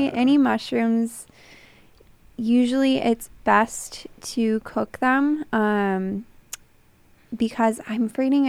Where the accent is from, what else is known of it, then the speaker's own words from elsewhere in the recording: Twin Falls, Idaho, United States; moved away as an adult; now in Eugene, United States; I'm originally from Twin Falls, Idaho, and I moved here about 3 years ago.